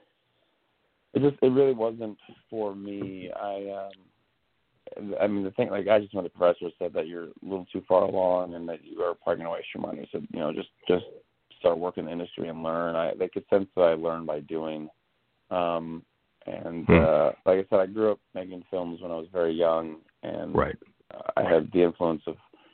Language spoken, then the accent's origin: English; Orange County, California, United States; also born or lived in Los Angeles; I was born in Orange County